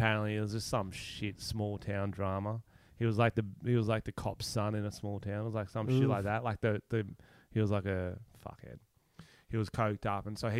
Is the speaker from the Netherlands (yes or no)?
no; Australia; I'm Australian.